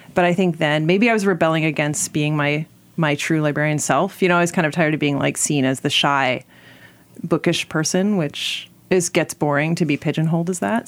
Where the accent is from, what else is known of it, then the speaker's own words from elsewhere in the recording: Alexandria, Virginia, United States; I grew up in Alexandria, Virginia